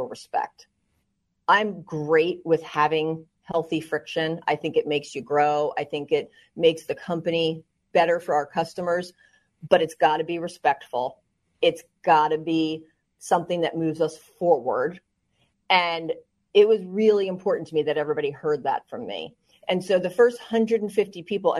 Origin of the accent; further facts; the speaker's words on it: New Jersey, United States; also born or lived in West Virginia; I'm from New Jersey. I grew up, you know, lower middle class